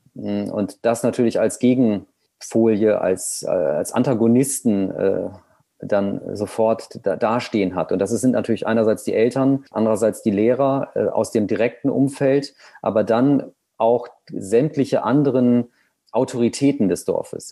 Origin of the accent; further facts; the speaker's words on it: East Frisia, Lower Saxony, Germany; also born or lived in Berlin; der Ort, in dem ich geboren oder aufgewachsen bin oder die Region, also Ostfriesland